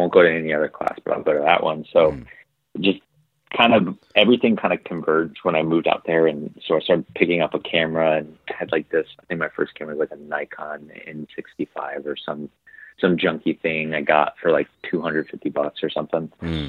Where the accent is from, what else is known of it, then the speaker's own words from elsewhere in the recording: Vail, Colorado, United States; And, you know, growing up in Vail, you have access to a lot of really good snowboarding